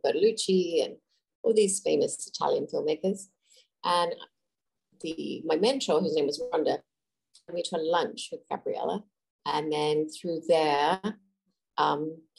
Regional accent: Adelaide, South Australia, Australia; moved away as an adult; also born or lived in Sydney, Australia; I grew up in Adelaide, which is in the southern part of Australia, and I moved to Sydney

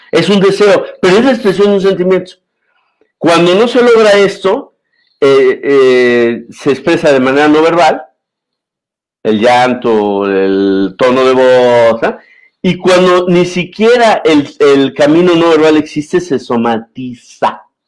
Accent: Mexico; como mexicano, como comunicador, como filósofo, como cincuentón

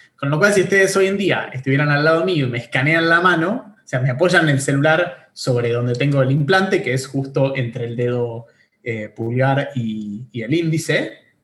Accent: Bariloche, Río Negro, Argentina; moved away as an adult; now in Buenos Aires, Argentina; soy nacido en Bariloche, en el sur de Argentina. Eh, me vine a estudiar eh, ingeniería informática a Buenos Aires hace ya como, no sé, en el 2006

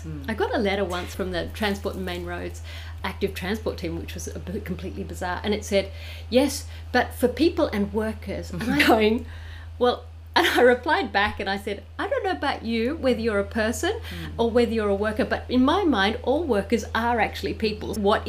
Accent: New South Wales, Australia; now in Caboolture, Australia; I came from New South Wales and the bus stop numbers are according to, so you have your postcode.

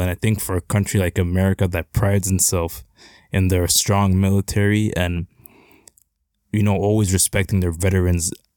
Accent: Canada; as a Canadian

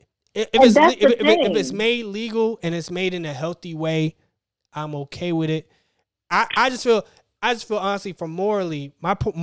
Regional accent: Tallahassee, Florida, United States; moved away as an adult; I'm from Tallahassee, which is the capital of Florida.

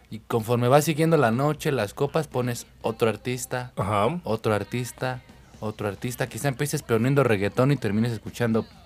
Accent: Defeños, Mexico City, Mexico; nosotros que somos de aquí

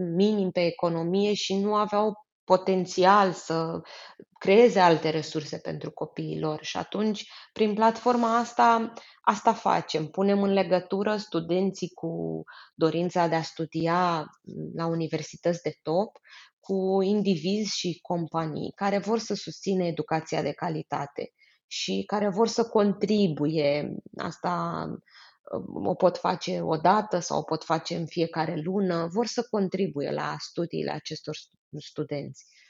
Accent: Romania; eu spun întotdeauna despre mine că eu sunt româncă, dar sunt internațională

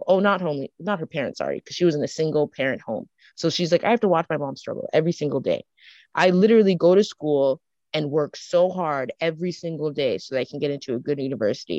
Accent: Canada; I'm also growing up in Canada with another culture.

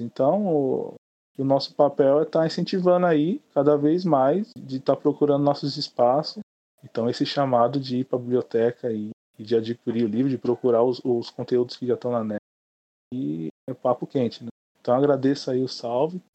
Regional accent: São Paulo, Brazil; eu sou do Grajaú, vive aqui no Grajaú

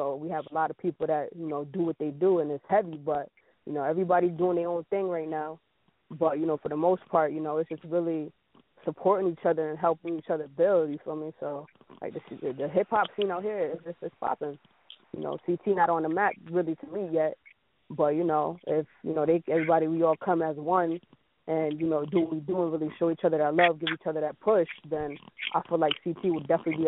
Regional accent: Jamaica; also born or lived in New Britain; because, you know, I am Jamaican, so I used to sit in Pac Pac

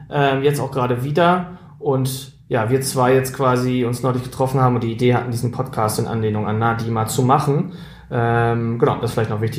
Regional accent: Schleswig-Holstein, Germany; now in Gronau, Germany; Ich komme aus Schleswig-Holstein, aus einem kleinen Dorf in der Nähe von Hamburg, weil das, glaube ich, ein wesentlicher Teil zu meiner Prägung beigetragen hat. Und ich lebe mittlerweile in Gronau, das ist an der holländischen Grenze

